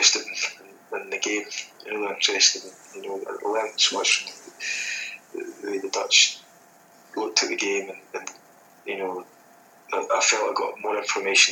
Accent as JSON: {"language": "English", "town": "Aberfeldy", "region": "Scotland", "country": "United Kingdom", "tie": "born or raised there", "also_born_or_lived": "Netherlands", "moved": "as an adult", "said": "I was playing for the last sort of year or so at my hometown team at Breadalbum, and I just bought that my first pub back in Aberfeldy"}